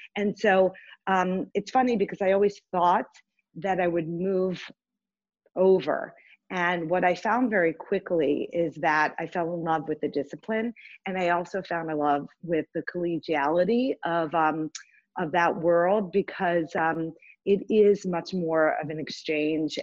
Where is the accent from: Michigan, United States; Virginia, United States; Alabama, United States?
Virginia, United States; Richmond; moved away; growing up in Richmond